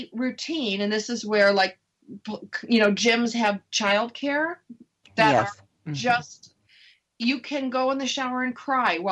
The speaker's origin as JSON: {"language": "English", "region": "Upper East Coast", "country": "United States", "said": "I'm from the Upper East Coast."}